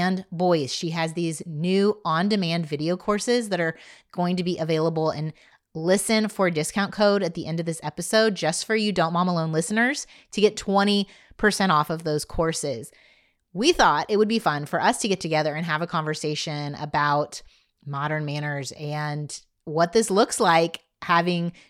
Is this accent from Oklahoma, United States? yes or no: no; Indiana, United States; now in Dallas, United States; I grew up in Indiana